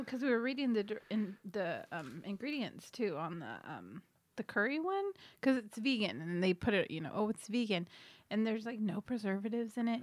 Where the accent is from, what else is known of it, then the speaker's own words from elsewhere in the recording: Hemet, California, United States; I grew up in Hemet in the Diamond Valley area